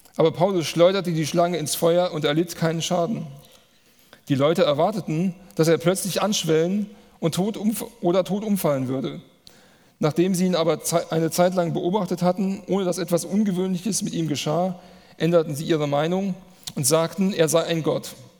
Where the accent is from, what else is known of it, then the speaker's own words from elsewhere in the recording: Manderbach, Hesse, Germany; ich komme aus Manderbach, das ist hier ein Ort weiter.